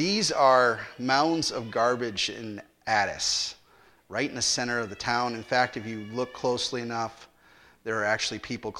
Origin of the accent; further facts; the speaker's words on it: United States; Being an American and being yelled at so many times for doing that as a kid, I couldn't do it.